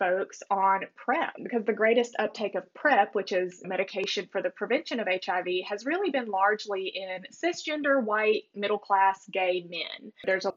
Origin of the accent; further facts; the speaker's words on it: Alabama, United States; growing up in Alabama